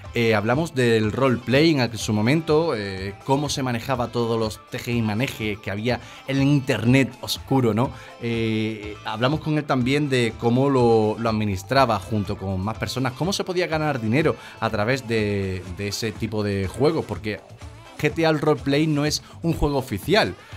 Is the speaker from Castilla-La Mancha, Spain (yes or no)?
no; Seville, Andalusia, Spain; soy de Sevilla